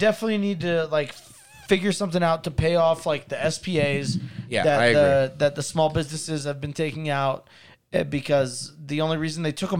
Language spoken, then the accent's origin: English; Ohio, United States; moved away; also born or lived in North Carolina; The only time I would have White Castles is because I'm from Ohio.